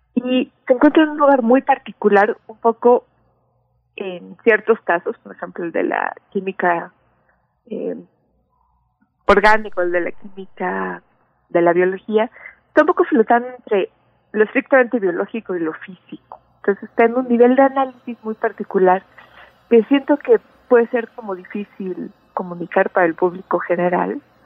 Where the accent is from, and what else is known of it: Mexico